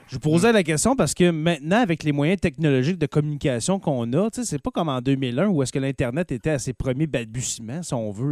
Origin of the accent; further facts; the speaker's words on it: Témiscamingue, Quebec, Canada; un fromage québécois qui est produit chez moi au Témiscamingue